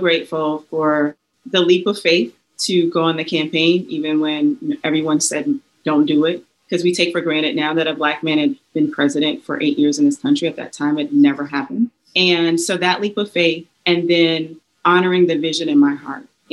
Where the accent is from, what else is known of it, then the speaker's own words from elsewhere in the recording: South Carolina, United States; now in Charlotte, United States; I'm from South Carolina